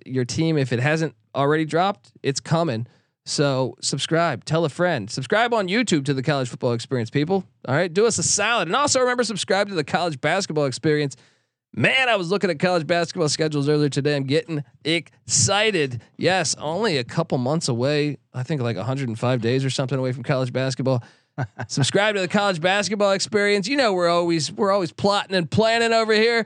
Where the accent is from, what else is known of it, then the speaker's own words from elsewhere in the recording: East Coast, United States; now in West Coast, United States; growing up on the East Coast